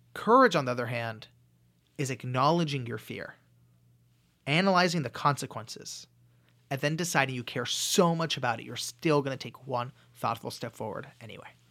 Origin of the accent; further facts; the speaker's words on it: Los Angeles, California, United States; I grew up in Los Angeles.